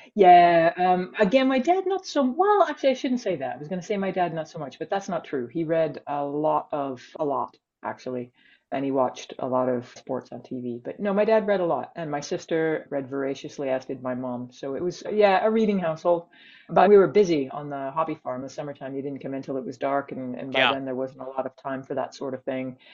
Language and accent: English; Canada; moved away as an adult; now in Edinburgh, United Kingdom; I'm Canadian.